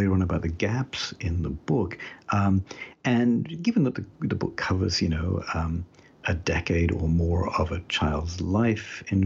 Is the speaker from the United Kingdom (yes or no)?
yes; United Kingdom; moved away as an adult; now in United States; as you can tell a little bit still from my accent, I was born and brought up in Britain, even though I've lived in the US now for more than half my life